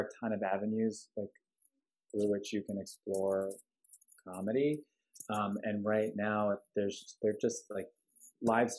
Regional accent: Long Island, New York, United States; now in Los Angeles, United States; I'm not from Grand Rapids, Michigan, but I'm from Long Island.

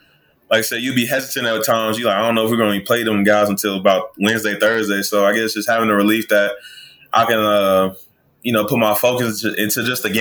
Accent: Chicago, Illinois, United States; moved away; I'm originally from Chicago

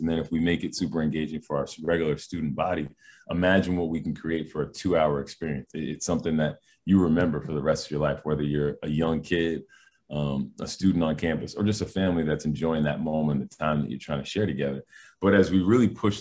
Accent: Massachusetts, United States; moved away as an adult; now in Albany, United States; I grew up in Massachusetts

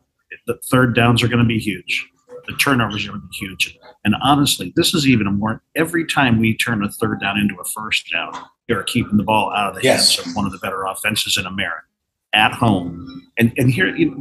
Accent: Canton, Ohio, United States; I was born and raised in Canton, Ohio

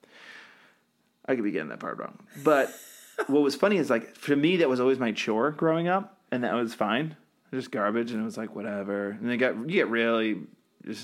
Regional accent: Massachusetts, United States; moved away; We just had the one bin growing up in Massachusetts

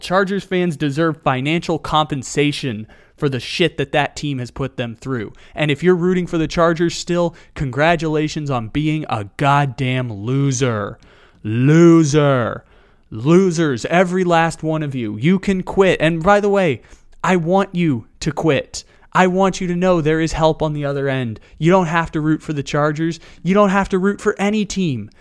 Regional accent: San Diego, California, United States; now in Sacramento, United States; I'm born and raised in San Diego

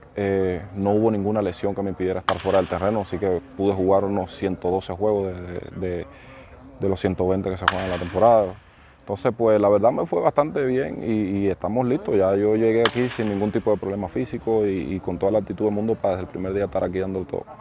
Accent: Cuba; moved away as an adult; Nosotros los cubanos

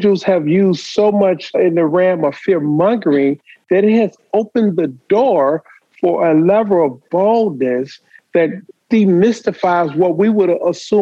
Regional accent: Detroit, Michigan, United States; Growing up in Detroit, I used to watch Coleman Young.

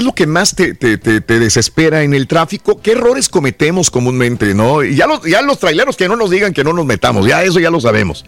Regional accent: Mexico; also born or lived in California; now in United States; venimos de México, acá en Estados Unidos

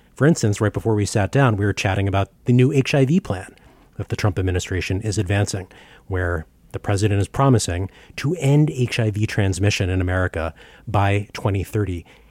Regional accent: Baltimore, Maryland, United States; I grew up in Baltimore, Maryland

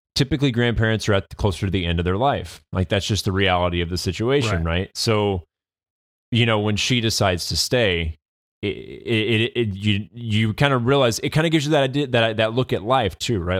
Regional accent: United States; we as the, as the American people

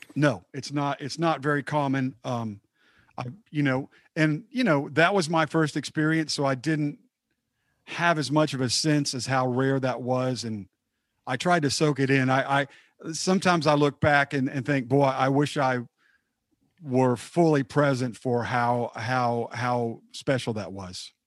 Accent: Dallas, Texas, United States; I'm from the Dallas area

